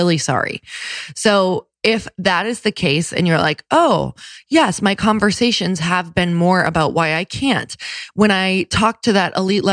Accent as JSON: {"language": "English", "region": "Midwest", "country": "United States", "said": "I'm from the Midwest"}